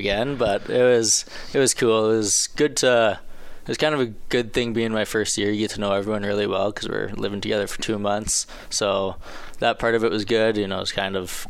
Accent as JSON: {"language": "English", "town": "Saskatoon", "region": "Saskatchewan", "country": "Canada", "tie": "born or raised there", "said": "I played in Saskatoon. It was a cool experience playing in my hometown"}